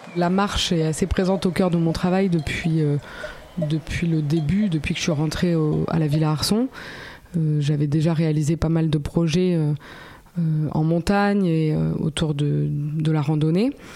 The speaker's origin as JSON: {"language": "French", "area": "Haute-Corrèze", "region": "Nouvelle-Aquitaine", "country": "France", "also_born_or_lived": "Nice", "said": "je viens de la Haute-Corrèze, euh, vraiment l'endroit où il fait bien froid."}